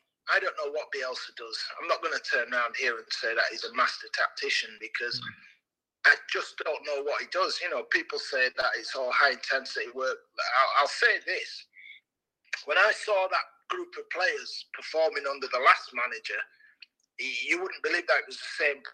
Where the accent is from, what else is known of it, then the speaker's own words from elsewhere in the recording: Leeds, Yorkshire and the Humber, United Kingdom; Leeds, where it's my hometown club